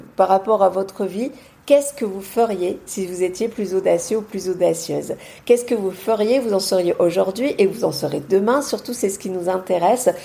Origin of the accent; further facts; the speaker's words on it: Marseille, Provence-Alpes-Côte d'Azur, France; also born or lived in Beauvais; now in near Avignon, France; je suis marseillaise à la base